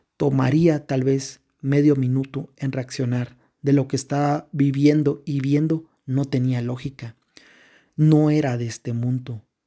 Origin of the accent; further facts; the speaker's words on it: Quetzaltenango, Guatemala; nosotros somos de Shela, Quetzaltenango, Guatemala